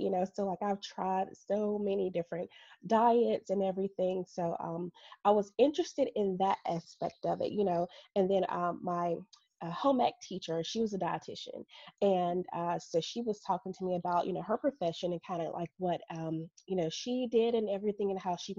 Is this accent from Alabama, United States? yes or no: yes; Birmingham, Alabama, United States; I am from Birmingham, Alabama, born and raised, still live here.